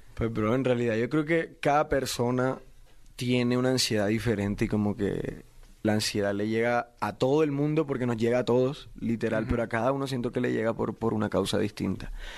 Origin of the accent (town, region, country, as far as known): Barranquilla, Atlántico, Colombia